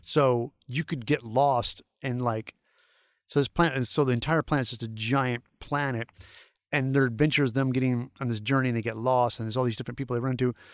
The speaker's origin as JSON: {"language": "English", "town": "St. Louis", "region": "Missouri", "country": "United States", "tie": "born or raised there", "moved": "yes", "said": "my hometown Saint Louis"}